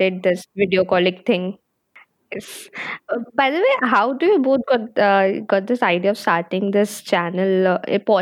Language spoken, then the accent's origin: English; Chhattisgarh, India; also born or lived in Delhi; I'm from Chhattisgarh.